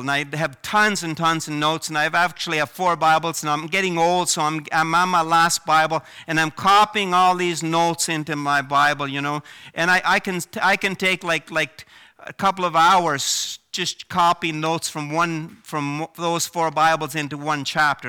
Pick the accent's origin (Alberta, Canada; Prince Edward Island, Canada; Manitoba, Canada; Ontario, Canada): Prince Edward Island, Canada; moved away as an adult; also born or lived in Vancouver, British Columbia; I grew up in Prince Edward Island